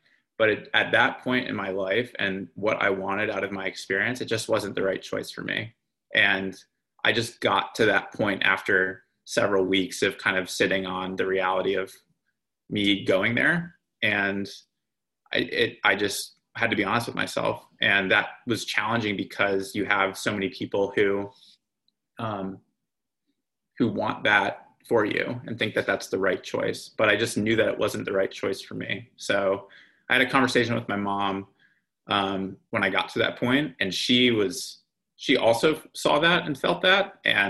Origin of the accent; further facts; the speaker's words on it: East Coast, United States; Growing up in the East Coast, like I always assumed that the Ivy League was sort of like the pinnacle of the student athlete experience.